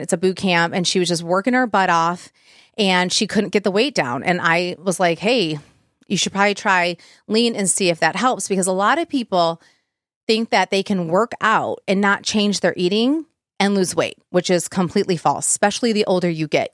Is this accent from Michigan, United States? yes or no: yes; Plymouth Livonia area, Michigan, United States; I'm from like the Plymouth Livonia area